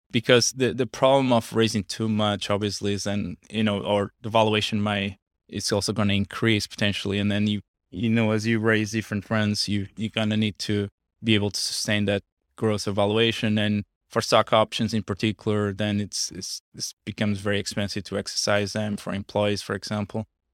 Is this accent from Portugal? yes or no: yes; small town near Porto, Norte, Portugal; moved away as an adult; also born or lived in Los Angeles, United States; now in United States; I'm basically from a small town on the north part of Portugal, uh, close to, uh, Porto.